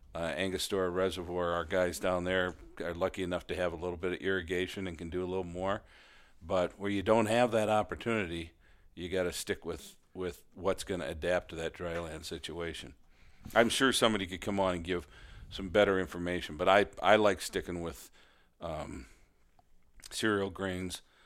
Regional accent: Midwest, United States; I'm a Midwesterner

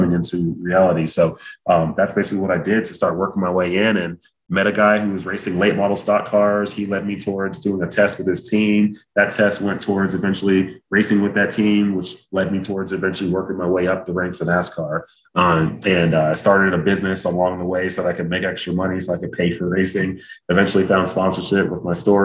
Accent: Dallas, Texas, United States; originally I'm from Dallas, Texas, and both of my parents are immigrants from Nigeria

